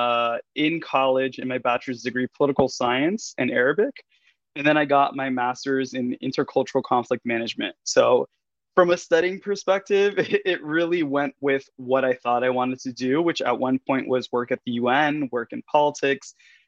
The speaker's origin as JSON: {"language": "English", "town": "New York City", "region": "New York", "country": "United States", "tie": "born or raised there", "also_born_or_lived": "Miami, Florida / Berlin / Paris", "moved": "as an adult", "said": "I'm born and raised New Yorker from the Bronx"}